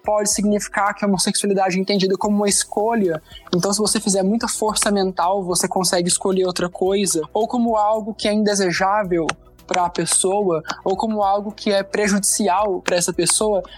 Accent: Anápolis, Goiás, Brazil; eu sou de Anápolis, Goiás

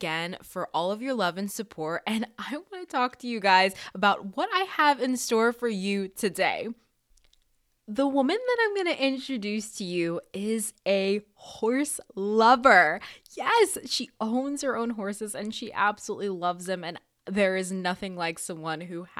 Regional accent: Florida, United States; I'm in Florida. I've always been here.

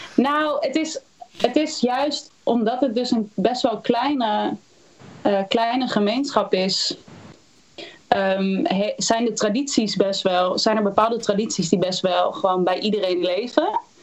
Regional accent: Houten, Utrecht, Netherlands; ik ben geboren in Utrecht. Opgegroeid in Houten.

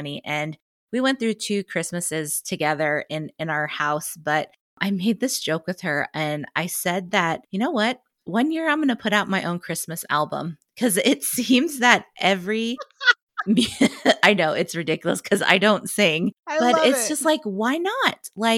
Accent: Lincoln, Nebraska, United States; Yeah, I born and raised in Lincoln, Nebraska.

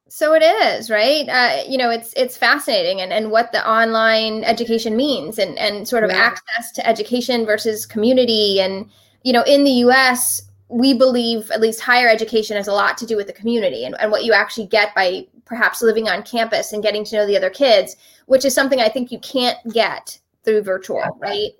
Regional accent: Miami Beach, Florida, United States; moved away as an adult; also born or lived in Philadelphia, Pennsylvania; I grew up in Miami Beach. Uh, I went to Miami Beach Senior High

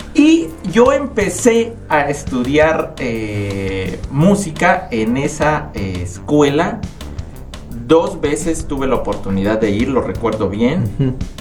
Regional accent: United States; los tres hermanos nacimos en Estados Unidos. Mi mamá eh, se fue como migrante a Estados Unidos y los tres hermanos somos pochos

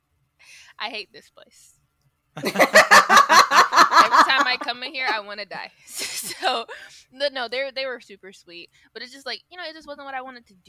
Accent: Swansea, South Carolina, United States; now in Columbia, United States; I live in Columbia, smack dab in the middle. But okay. I grew up in Swansea.

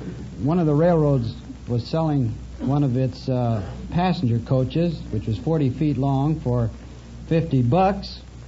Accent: Minneapolis, Minnesota, United States; moved away; Originally from Minneapolis, Minnesota.

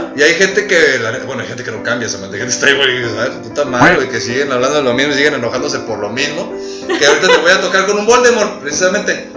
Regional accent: Mexico; como los mexicanos

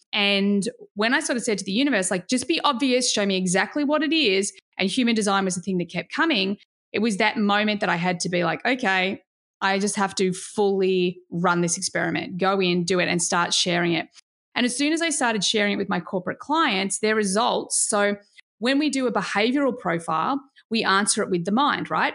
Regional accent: Australia; as an Aussie

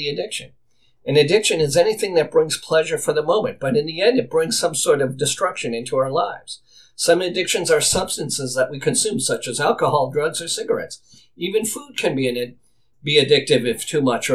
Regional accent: Boston, Massachusetts, United States; my house where I grew up as a boy in Boston

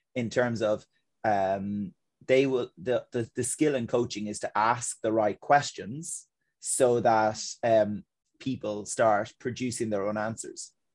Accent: Ireland; as Irish people in our culture

